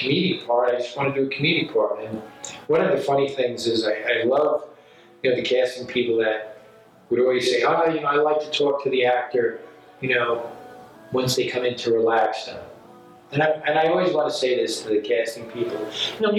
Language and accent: English; New York, United States; moved away as an adult; I'm this guy from New York.